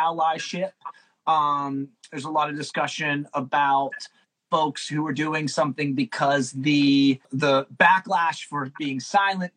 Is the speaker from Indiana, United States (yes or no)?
no; Pittsburgh, Pennsylvania, United States; We're from Pittsburgh